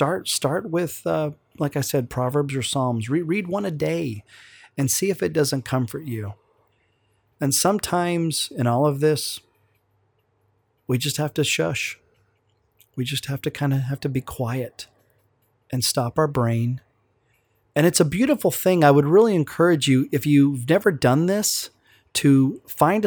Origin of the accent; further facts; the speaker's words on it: Oklahoma, United States; We're from Oklahoma, and so those accents just come back just like